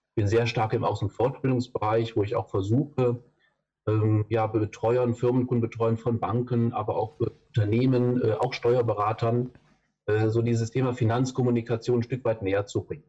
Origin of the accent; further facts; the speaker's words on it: Düsseldorf, North Rhine-Westphalia, Germany; ich komme aus Düsseldorf. Da bin ich im Moment gerade auch